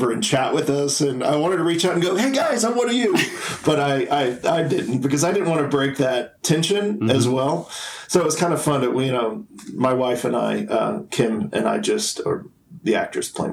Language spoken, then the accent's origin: English; Tennessee, United States; moved away as an adult; also born or lived in New York City / Los Angeles / Atlanta; I grew up in Tennessee